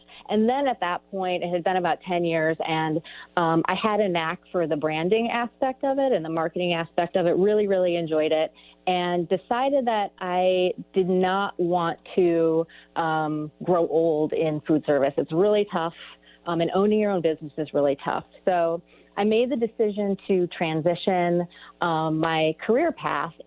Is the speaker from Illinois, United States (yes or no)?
yes; Chicago, Illinois, United States; moved away as an adult; also born or lived in Boston; now in Nevada County, United States; I grew up in Chicago, on the south side of Chicago